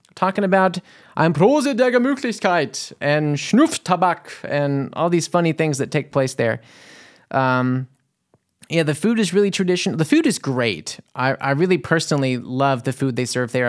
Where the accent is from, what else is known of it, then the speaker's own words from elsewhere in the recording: New Orleans, Louisiana, United States; moved away as an adult; now in Germany; I came from New Orleans, Louisiana to here